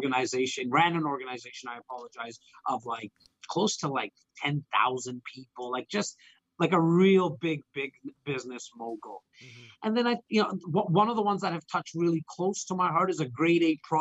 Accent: Toronto, Ontario, Canada; my hometown of Rexdale.

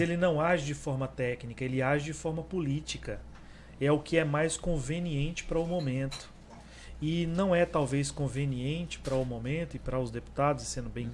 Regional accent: Palmas, Tocantins, Brazil; also born or lived in Goiânia, Goiás; Sou natural de Goiânia, mas estou aqui no Tocantins desde antes da criação

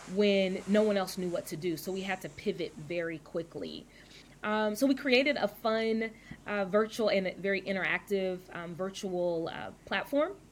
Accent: Louisville, Kentucky, United States; moved away as an adult; also born or lived in Dallas, Texas / Atlanta, Georgia; now in Vancouver, United States; I was born in Dallas, Texas, raised in Louisville, Kentucky

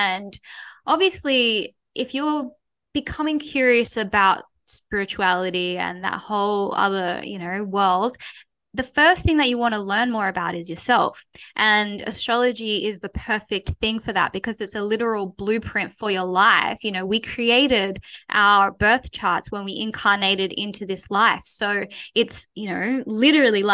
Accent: Australia; we are Australian

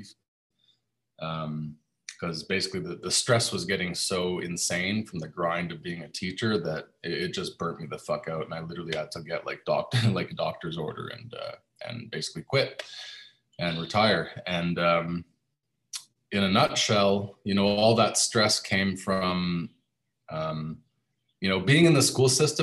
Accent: Canada; moved away as an adult; now in Panama; I moved away from my home country, Canada.

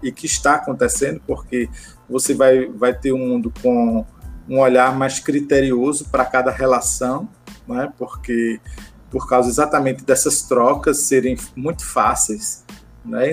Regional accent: Campina Grande, Paraíba, Brazil; now in Pernambuco, Brazil; eu sou paraibano, né? Eu sou de Campina Grande

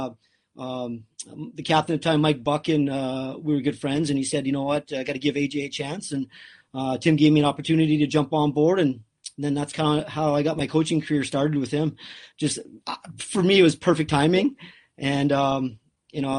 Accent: Fort McMurray, Alberta, Canada; moved away as an adult; also born or lived in Michigan; I grew up in a pretty small northern town, Fort McMurray, Alberta. Born and raised there

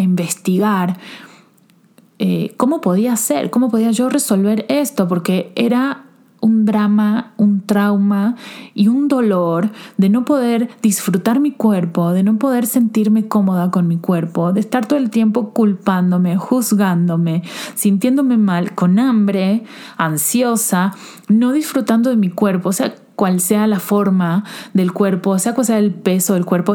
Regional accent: Argentina; now in Mexico; soy argentina

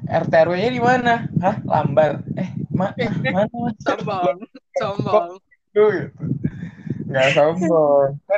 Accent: Lampung, Indonesia; Lampung tuh kan gue dari Lampung

